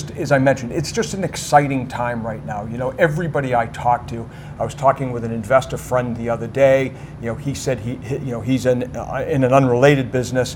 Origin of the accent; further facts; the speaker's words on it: United States; as Americans